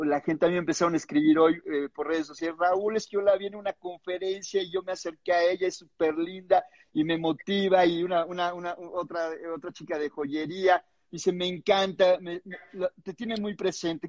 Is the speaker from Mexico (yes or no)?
yes; Mexico; levantemos la mano los mexicanos